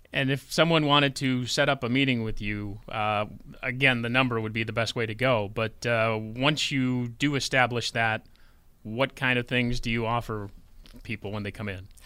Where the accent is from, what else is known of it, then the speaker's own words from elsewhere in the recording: Orleans County, New York, United States; I'm from Orleans County too